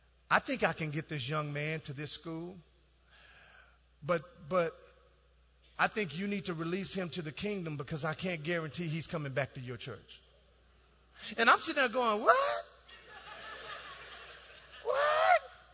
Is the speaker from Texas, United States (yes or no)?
yes; Dallas, Texas, United States; moved away as an adult; also born or lived in Ohio; I'm from Dallas